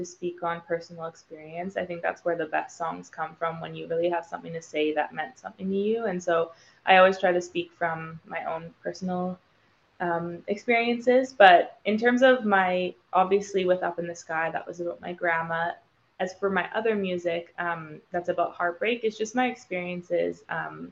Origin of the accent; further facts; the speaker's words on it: Vancouver, British Columbia, Canada; now in Los Angeles, United States; I'm from Vancouver, Canada originally, so I do want to go back home